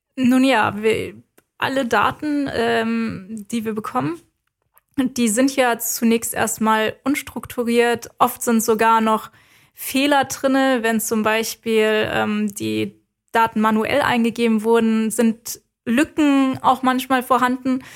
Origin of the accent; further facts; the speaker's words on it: Germany; bei uns in Deutschland